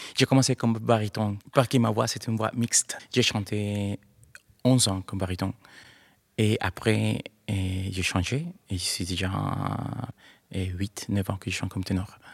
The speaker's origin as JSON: {"language": "French", "country": "Colombia", "second_language": "French", "moved": "as an adult", "lives_now": "Montpellier, France", "said": "D'origine, je suis de la Colombie. Et j'habite à Montpellier depuis janvier 2022"}